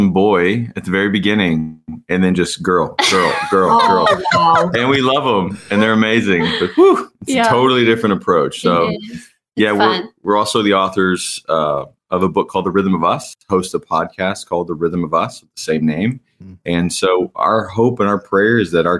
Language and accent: English; Indiana, United States; moved away; I grew up in Indiana